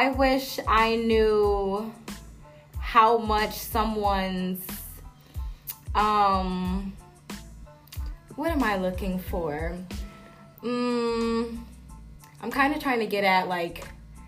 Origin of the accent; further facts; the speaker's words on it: Syracuse, New York, United States; I am born and raised in Syracuse, New York